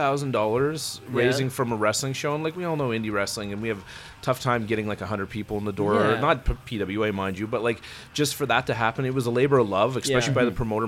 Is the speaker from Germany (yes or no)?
no; Edmonton, Alberta, Canada; also born or lived in Vegreville, Alberta; We're Edmonton boys. Even though I didn't grow up in Edmonton, I was born in Edmonton, lived for a period of time, went to a small town, immediately came back to Edmonton.